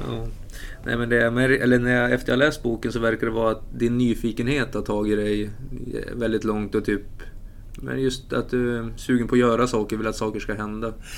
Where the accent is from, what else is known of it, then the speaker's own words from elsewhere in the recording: Umeå, Västerbotten County, Sweden; moved away; För jag är ju inte härifrån heller. Jag är från Umeå.